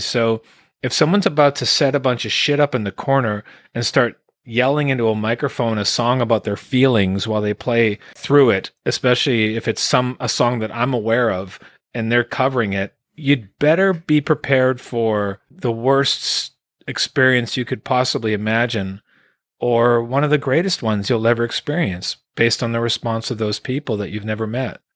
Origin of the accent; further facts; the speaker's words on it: Quebec, Canada; also born or lived in Sherbrooke, Quebec / Calgary, Alberta; now in Vancouver Island, Canada; Born in Quebec, Elmer, Quebec, Elmer, Quebec was where I was raised, born in Sherbrooke. Moved out into Calgary, Alberta around nineteen